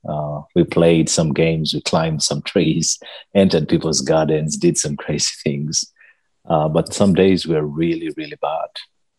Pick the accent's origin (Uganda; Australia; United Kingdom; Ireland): Uganda; Naguru; I come from Uganda, a little country in East Africa. I grew up in a small village called Naguru, but I wasn't born in Naguru